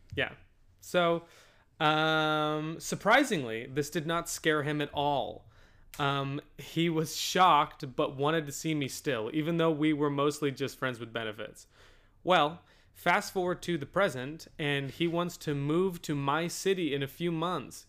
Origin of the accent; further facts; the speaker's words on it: United States; We're American.